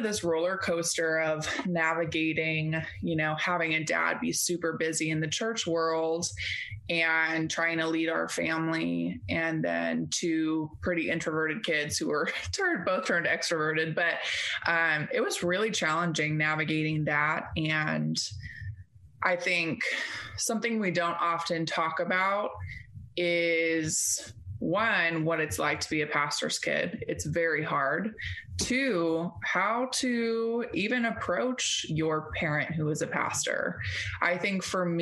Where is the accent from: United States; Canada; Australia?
United States; Northern California; also born or lived in Boston, Massachusetts; we switched coasts and came back to California after having been gone for most of my life at that point.